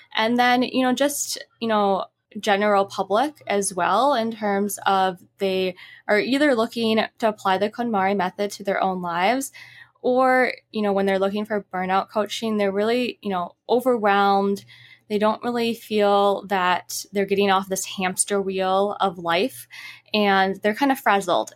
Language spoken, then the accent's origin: English; Midwest, United States; also born or lived in Utah, United States; now in Los Angeles, United States; I'm originally from the Midwest